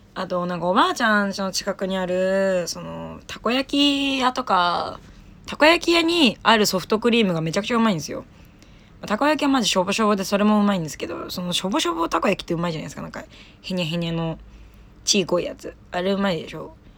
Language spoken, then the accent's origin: Japanese; Saitama, Japan; now in Tokyo, Japan; 埼玉出身なんですけど